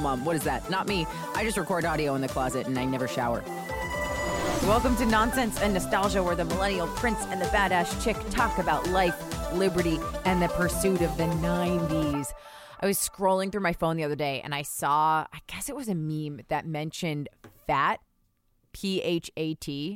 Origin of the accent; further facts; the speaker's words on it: New Jersey, United States; I'm from New Jersey